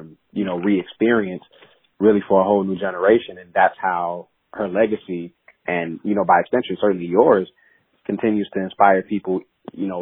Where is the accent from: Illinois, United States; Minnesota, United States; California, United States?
Illinois, United States; Chicago; I'm from Chicago, not far away.